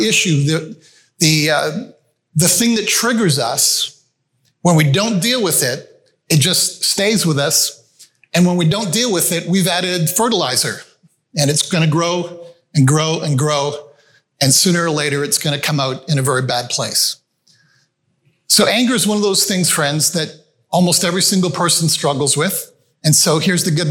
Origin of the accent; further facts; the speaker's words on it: Canada; also born or lived in Malawi; we moved back to Canada from Malawi, Africa. I grew up in Africa. We moved back to Canada when I was 5-6 years of age.